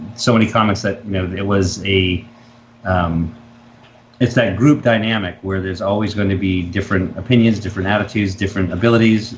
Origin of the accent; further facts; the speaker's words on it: Massachusetts, United States; I'm from New England. I'm from Massachusetts